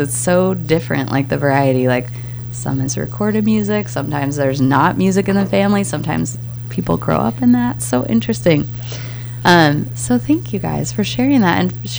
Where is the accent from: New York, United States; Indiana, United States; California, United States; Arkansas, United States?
California, United States; Southern; I grew up in Southern California